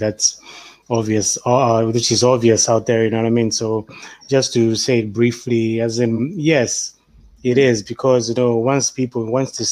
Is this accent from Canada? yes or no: no; Malawi; moved away as an adult; now in Ireland; where I'm from? Malawi